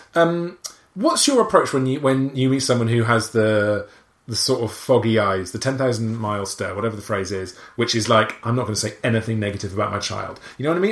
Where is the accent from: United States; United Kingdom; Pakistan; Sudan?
United Kingdom; Wales; accent: Welsh; I'm Welsh